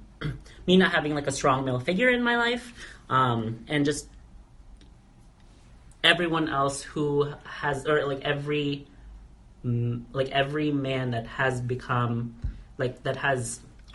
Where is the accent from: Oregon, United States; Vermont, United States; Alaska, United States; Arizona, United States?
Alaska, United States; Kodiak; moved away as an adult; I left Kodiak, so that's my hometown, small hometown